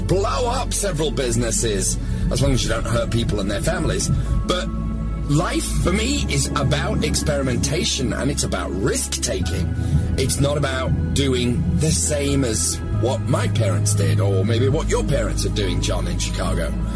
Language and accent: English; United Kingdom; now in Los Angeles, United States; I'm British living